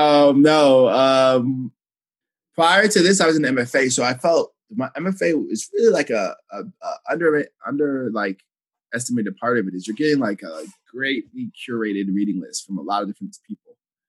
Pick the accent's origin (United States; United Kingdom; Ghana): Ghana; especially as a Ghanaian, I was like, I've never felt this side of myself represented in a thing I've read ever